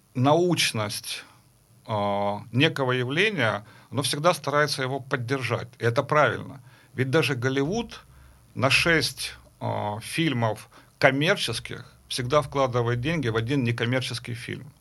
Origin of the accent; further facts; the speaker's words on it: Kharkiv, Kharkiv Oblast, Ukraine; Я учился в Харькове, я закончил Харьковскую консерваторию, я вообще сам харьковчанин